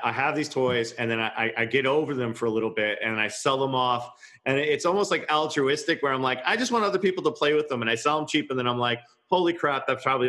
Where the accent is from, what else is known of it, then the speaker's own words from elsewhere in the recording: Levittown, New York, United States; I'm from Levittown, Long Island